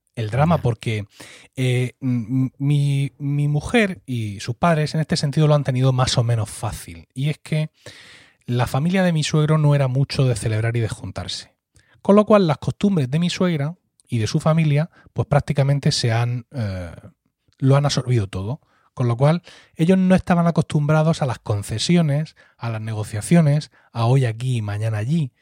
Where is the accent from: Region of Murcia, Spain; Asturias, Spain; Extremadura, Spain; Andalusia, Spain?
Region of Murcia, Spain; Blanca; yo estoy hablando de aquí, de Murcia, de Blanca, de mi pueblo, un sitio pequeño, allá en el valle